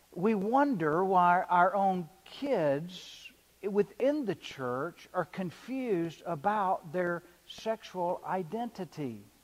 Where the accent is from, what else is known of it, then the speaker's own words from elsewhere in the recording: the South, United States; I'm a good old boy from the South, right? We say yes, ma'am, and we eat biscuits with gravy